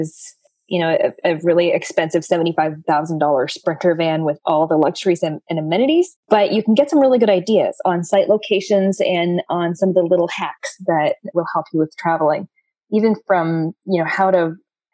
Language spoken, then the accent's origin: English; Canada; me being a Canadian citizen